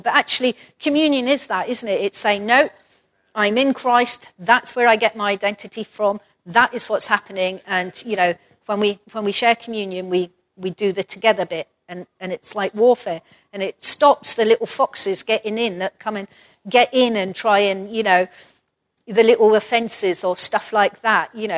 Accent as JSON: {"language": "English", "town": "Perth", "region": "Scotland", "country": "United Kingdom", "tie": "born or raised there", "moved": "as an adult", "said": "Perth, my hometown, or the place where I grew up most of the time"}